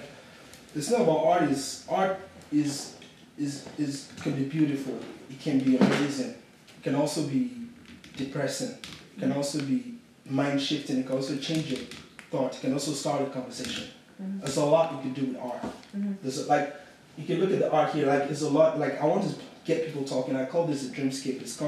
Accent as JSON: {"language": "English", "region": "Yoruba", "country": "Nigeria", "moved": "as an adult", "lives_now": "Brooklyn, United States", "said": "Yoruba man from Nigeria, with my ethnicity"}